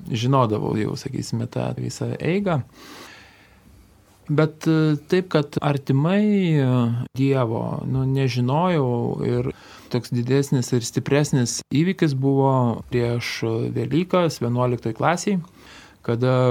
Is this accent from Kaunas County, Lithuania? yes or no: no; Kupiškis District, Panevėžys County, Lithuania; Mano vaikystė, sakysim, prabėgo Kupiškio rajone. Ir augome, tikrai eidavom ir į bažnyčią sekmadieniais būdavom.